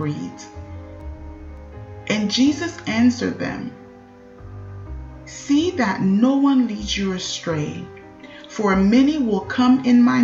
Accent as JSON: {"language": "English", "country": "Haiti", "tie": "born or raised there", "said": "My hometown in Haiti, Gouamon"}